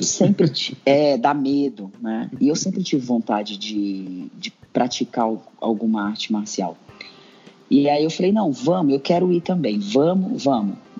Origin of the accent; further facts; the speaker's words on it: São Paulo, Brazil; Eu cresci na zona sul de São Paulo